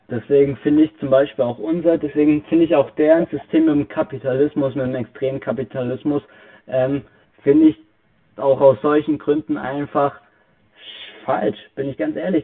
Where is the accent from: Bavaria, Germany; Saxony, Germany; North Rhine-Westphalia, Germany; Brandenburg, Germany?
Bavaria, Germany; Bei uns in Bayern